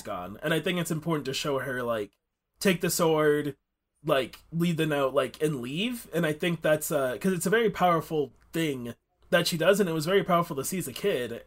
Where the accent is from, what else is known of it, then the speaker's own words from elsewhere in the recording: United States; we are two American people